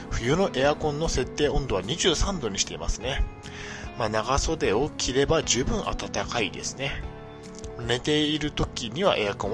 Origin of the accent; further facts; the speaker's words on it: Niigata, Japan; moved away as an adult; now in Tokyo, Japan; 地元が新潟だったんですが